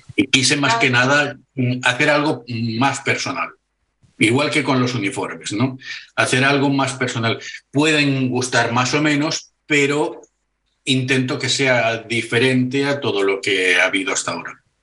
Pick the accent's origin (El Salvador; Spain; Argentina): Spain; Barcelona, Catalonia; soy de Barcelona